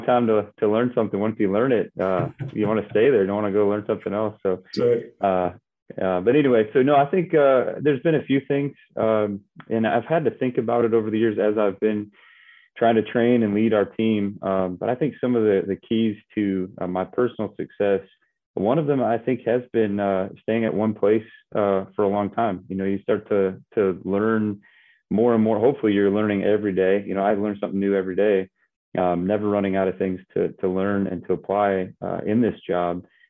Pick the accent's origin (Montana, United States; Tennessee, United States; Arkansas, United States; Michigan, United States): Michigan, United States; I grew up in Michigan